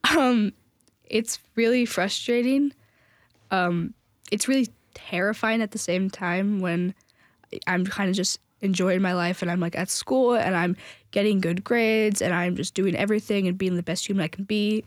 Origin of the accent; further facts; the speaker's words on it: San Francisco area, California, United States; now in Tennessee, United States; I was raised in California, and so I've been raised kind of in the San Francisco area